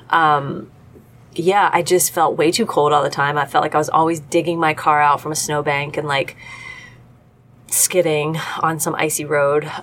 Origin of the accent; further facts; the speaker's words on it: Cincinnati, Ohio, United States; also born or lived in Milwaukee; being a Cincinnatian, I can, you know, I'm a Midwesterner, right?